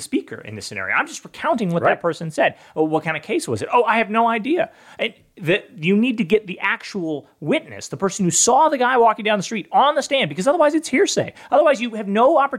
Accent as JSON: {"language": "English", "region": "California", "country": "United States", "said": "I'm from California"}